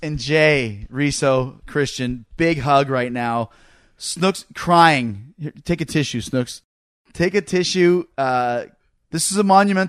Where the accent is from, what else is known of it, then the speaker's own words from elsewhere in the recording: Winnipeg, Manitoba, Canada; I grew up in Canada, in Winnipeg, Canada